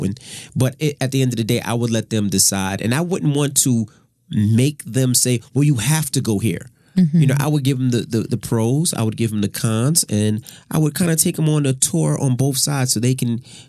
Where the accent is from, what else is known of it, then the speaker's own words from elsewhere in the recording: New York City, New York, United States; now in New Jersey, United States; I'm from Queens. My parents are from Queens. My parents are from Brooklyn.